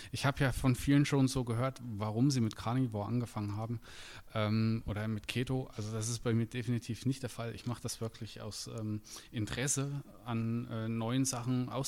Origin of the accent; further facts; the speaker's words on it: Schweinfurt, Bavaria, Germany; ich komme aus Schweinfurt, bin äh, 34 Jahre alt